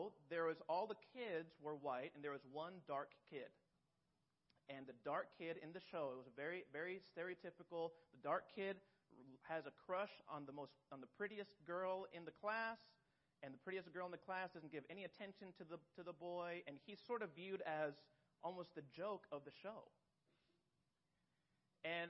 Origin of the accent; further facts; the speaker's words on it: Mexico; moved away; I grew up in Mexico